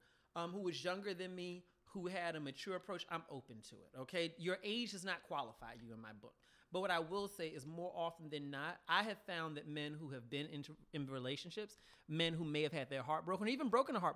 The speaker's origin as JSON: {"language": "English", "region": "the South", "country": "United States", "said": "I'm from the South"}